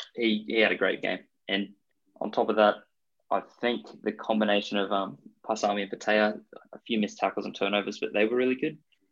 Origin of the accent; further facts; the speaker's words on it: Queensland, Australia; I am from Queensland.